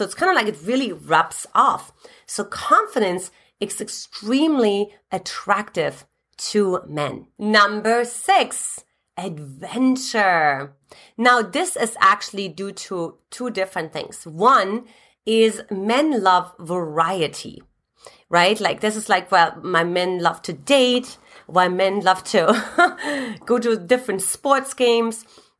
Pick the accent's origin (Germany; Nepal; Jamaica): Germany; eastern Germany; As a matter of fact, I came from Eastern Germany.